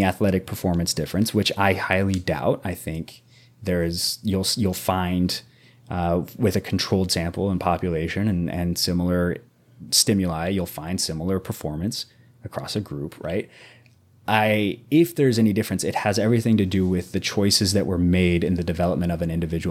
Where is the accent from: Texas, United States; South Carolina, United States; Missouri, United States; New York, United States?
Missouri, United States; Southwest; I was like 13, 14, very young, growing up in Southwest Missouri